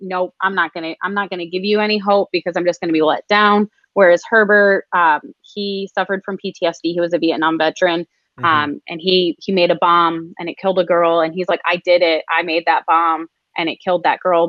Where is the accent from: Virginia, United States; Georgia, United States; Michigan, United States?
Michigan, United States; moved away; I grew up in Michigan